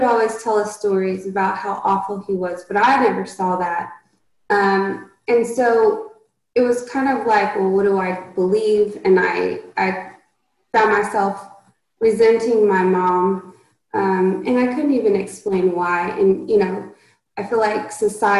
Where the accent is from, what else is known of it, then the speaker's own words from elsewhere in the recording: Oklahoma, United States; we grew up in Oklahoma